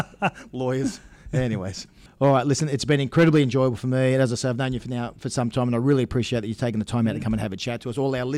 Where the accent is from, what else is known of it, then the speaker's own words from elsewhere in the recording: Central Coast, New South Wales, Australia; I grew up on the Central Coast, so for me, Newcastle is like second home.